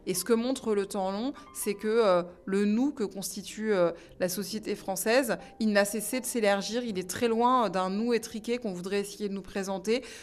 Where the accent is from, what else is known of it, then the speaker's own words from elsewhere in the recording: Île-de-France, France; born there; Il y a beaucoup plus de sens sri-lankais en moi mais je suis français et puis je suis né ici.